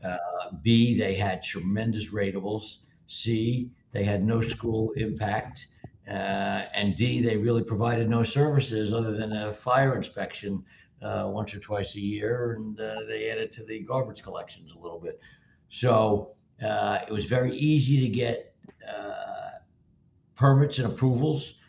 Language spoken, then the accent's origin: English; Livingston, New Jersey, United States; also born or lived in New York City / California; I grew up in North, North Livingston, and yep. uh, I spent a few years in uh, New York City, a few years in California, but by and large, uh, Jersey, uh, born and bred, and uh, there now